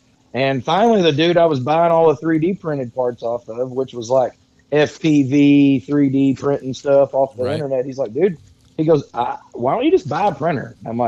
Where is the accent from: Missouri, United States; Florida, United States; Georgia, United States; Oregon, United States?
Missouri, United States; Dexter; Dexter, Missouri.